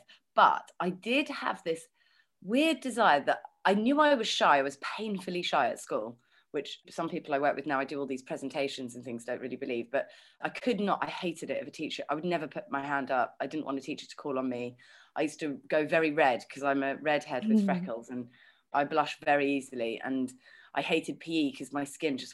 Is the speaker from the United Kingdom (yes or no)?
yes; London, United Kingdom; I was born in London and I've got two younger brothers